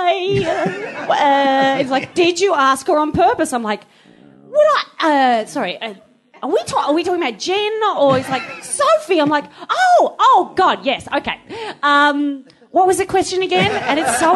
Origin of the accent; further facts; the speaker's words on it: Woy Woy, New South Wales, Australia; I come from a place about an hour and a half north of Sydney